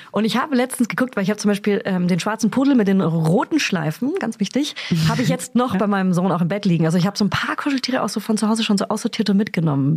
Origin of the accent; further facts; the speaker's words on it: Hof, Bavaria, Germany; ich komme aus Hof oder aus Beihof